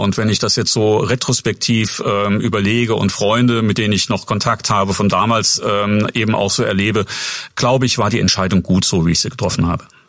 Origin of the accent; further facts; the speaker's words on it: Saarbrücken, Saarland, Germany; moved away as an adult; also born or lived in Bad Kreuznach / Würzburg; now in Schweinfurt, Germany; davor aufgewachsen bin ich in Saarbrücken, eigentlich geboren bin ich in Bad Kreuznach äh, in, der, in Rheinland-Pfalz ähm, und ja, wie gesagt, sozialisiert worden in Saarbrücken